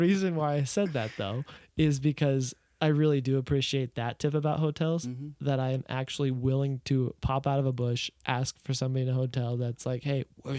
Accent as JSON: {"language": "English", "country": "United States", "said": "as an American"}